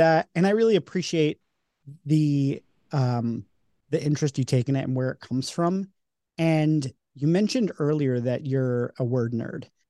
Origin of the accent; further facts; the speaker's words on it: New York, United States; now in Philadelphia, United States; I grew up in New York and live in Philly